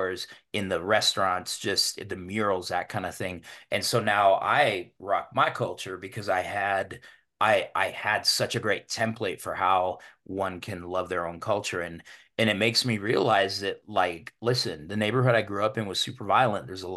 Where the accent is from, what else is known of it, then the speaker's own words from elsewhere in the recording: Denver, Colorado, United States; I grew up in Denver's historically one of the most segregated cities in the country